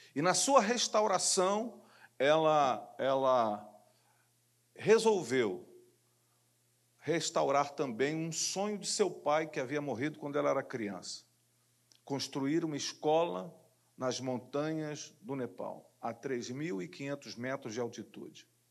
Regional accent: Rio de Janeiro, Brazil; Eu sou de Jacarepaguá, mas era líder de jovens da Igreja Metodista Wesleyana

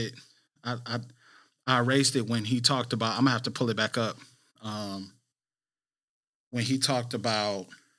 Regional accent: Flint, Michigan, United States; I grew up in Flint.

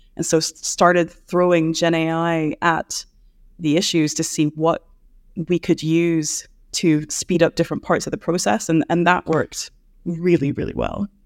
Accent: United States; now in Edinburgh, United Kingdom; as an American

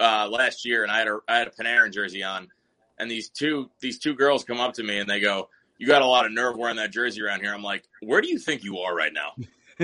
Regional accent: Orange County, New York, United States; moved away as an adult; now in Jacksonville, United States; So I am a New Yorker. I'm from Orange County, New York, about 45 minutes north of the city. I am an active duty Marine. I'm stationed down in Kings Bay, Georgia, but I live in Jacksonville, Florida, about a half hour away.

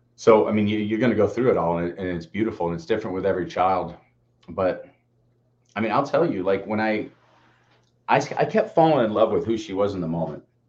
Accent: Peabody, Massachusetts, United States; We grew up in Peabody

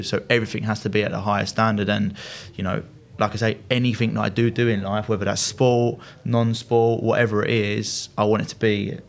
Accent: Loughton, East of England, United Kingdom; I grew up in Essex in Loughton.

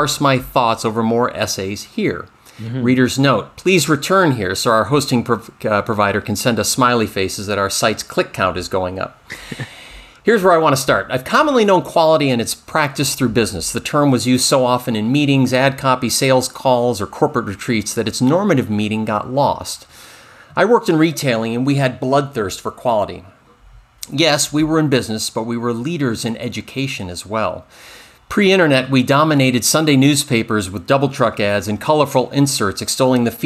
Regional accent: Finger Lakes, New York, United States; I grew up in the Finger Lakes

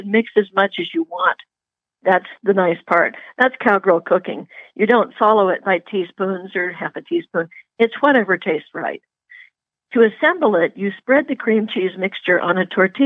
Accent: Puget Sound, Washington, United States; moved away; I grew up on Puget Sound, you know, which was not a good place for a cowgirl to be, but I got out of there

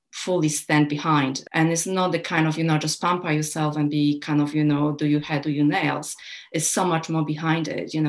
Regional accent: Poland; moved away; also born or lived in United Kingdom / Germany / Australia; And I was born and brought up in Poland as a child, even if I grew up in UK and Germany and even Australia as well.

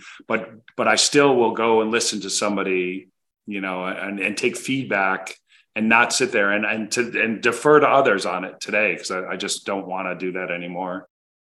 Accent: United States; also born or lived in Connecticut / New Jersey; I grew up outside of New York. So I was in Connecticut and then New Jersey

